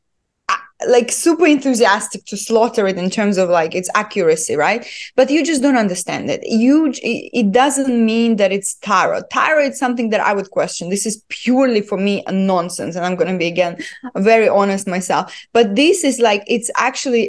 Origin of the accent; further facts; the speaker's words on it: Estonia; now in United Arab Emirates; I was born and raised in Estonia, in a very, very small village.